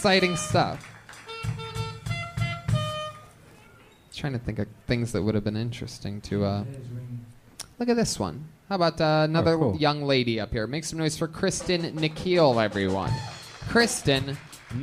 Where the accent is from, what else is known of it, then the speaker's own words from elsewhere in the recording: Youngstown, Ohio, United States; moved away; We are both originally from Youngstown, Ohio.